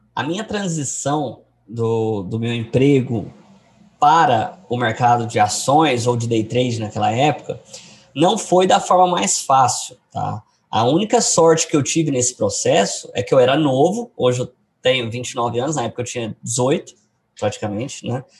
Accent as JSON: {"language": "Portuguese", "town": "Goiânia", "region": "Goiás", "country": "Brazil", "said": "Eu sou de Goiânia"}